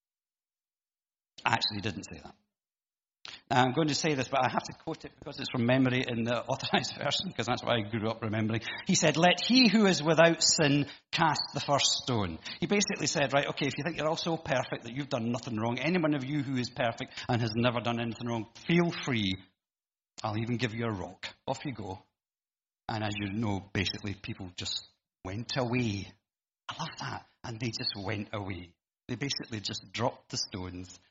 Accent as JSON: {"language": "English", "town": "Glasgow", "region": "Scotland", "country": "United Kingdom", "tie": "born or raised there", "said": "growing up in Glasgow"}